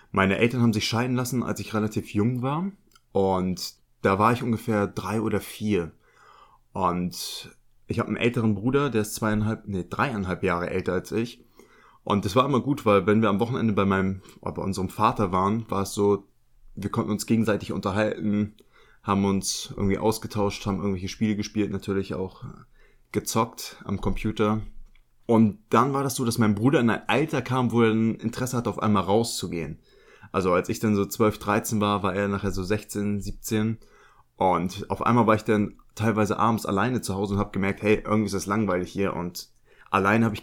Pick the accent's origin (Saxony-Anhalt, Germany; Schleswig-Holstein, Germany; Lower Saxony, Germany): Schleswig-Holstein, Germany; Lübeck; Ich bin ja in Lübeck groß geworden.